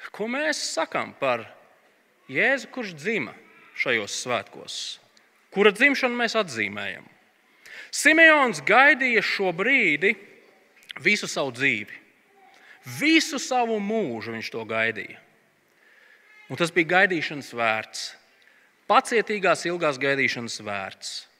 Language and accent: Latvian; Latvia; mēs esam latvieši